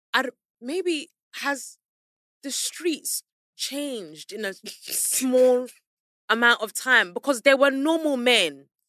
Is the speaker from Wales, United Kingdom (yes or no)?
no; London, United Kingdom; also born or lived in Peckham, London; I'm from South London, Southwest. So, close to Central